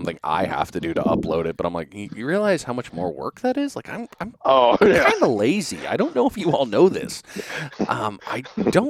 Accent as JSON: {"language": "English", "region": "New England", "country": "United States", "said": "being from New England."}